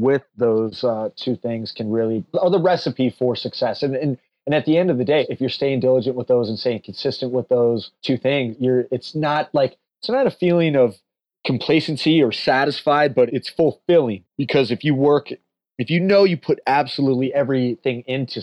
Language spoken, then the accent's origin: English; Palo Alto, California, United States; I'm from Palo Alto, California